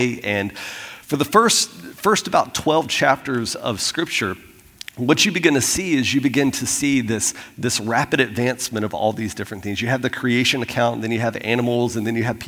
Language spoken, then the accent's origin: English; Florida, United States; moved away; I'm from Florida